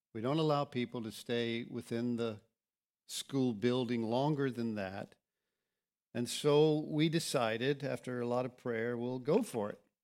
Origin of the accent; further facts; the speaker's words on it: Florida, United States; also born or lived in Lakeland, Florida / Kansas City; I grew up here. This is my hometown.